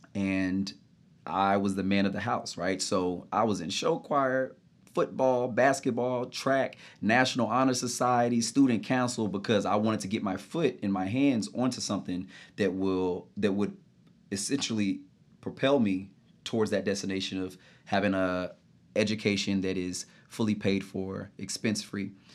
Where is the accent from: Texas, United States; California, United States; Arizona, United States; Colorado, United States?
Texas, United States; Grand Prairie; moved away as an adult; now in New York, United States; born and raised Dallas, Texas, in a little suburban area called Grand Prairie